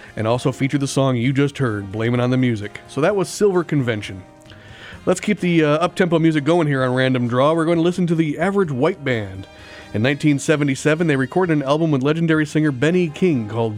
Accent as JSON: {"language": "English", "region": "Berlin", "country": "Germany", "tie": "born or raised there", "said": "I was born in Berlin around the same time."}